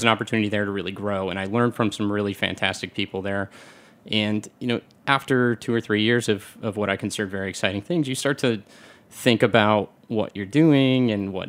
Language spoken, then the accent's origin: English; Michigan, United States; I grew up in Michigan